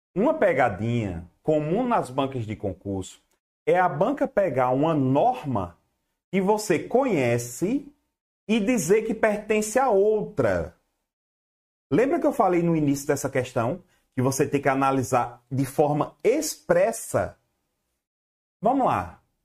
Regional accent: Garanhuns, Pernambuco, Brazil; Eu, sou do Nordeste, rapaz. Eu moro, eu sou de Garanhuns, Pernambuco

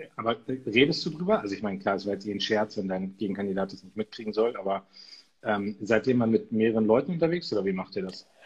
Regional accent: Munster, Lower Saxony, Germany; meine Heimatstadt Munster kenne ich gut

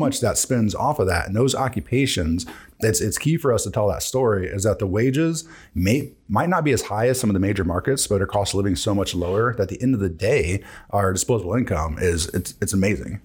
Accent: Decatur, Illinois, United States; we are actually all from Decatur

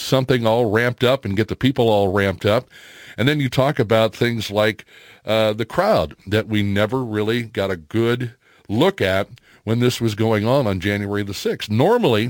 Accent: Florissant, Missouri, United States; I grew up in Florissant

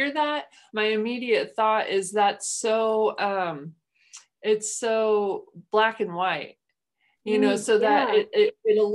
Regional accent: Midwest, United States; moved away; I am from the Midwest, culturally, our communication style, I think, is just different in general

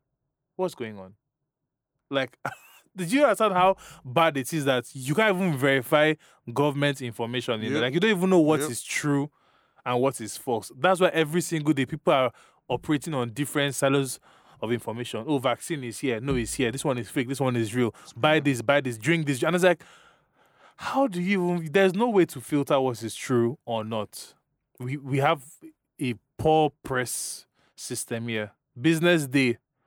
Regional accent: Nigeria; I was born and raised in Nigeria, fortunately/unfortunately.

